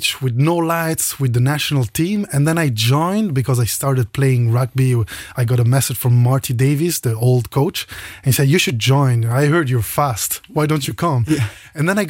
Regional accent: Luxembourg; also born or lived in Aberdeen; I'm Italian. I was born in Luxembourg and I became Luxembourgish 2-3 years ago

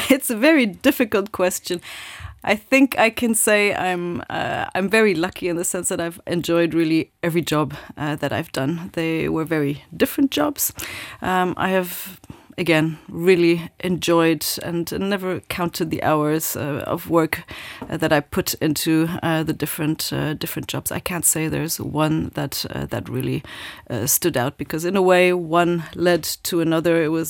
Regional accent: Japan; I grew up in Japan, indeed, lived there for many years, but always in a very international environment, and I really love that.

